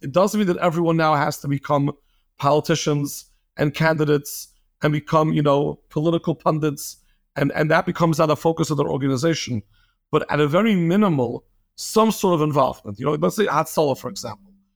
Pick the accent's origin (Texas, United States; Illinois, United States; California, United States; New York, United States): New York, United States; New York City; moved away as an adult; now in Lakewood, United States; born and raised in Flatbush, got married to a girl from Lakewood, moved to Lakewood, been here for the past fifteen years